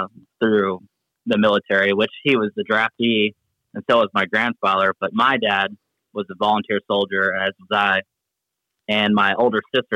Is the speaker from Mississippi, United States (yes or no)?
no; Texas, United States; me being from Texas, you know, I loved being in Texas